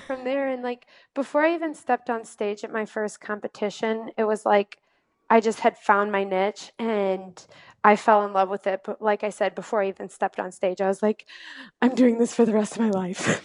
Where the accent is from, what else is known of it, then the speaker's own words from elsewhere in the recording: Valparaiso, Indiana, United States; I am from Northwest Indiana in a little town, well, not too little, but it's called Valparaiso